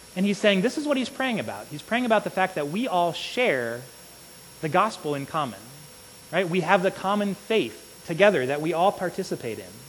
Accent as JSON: {"language": "English", "region": "Illinois", "country": "United States", "tie": "born or raised there", "said": "I grew up in Illinois"}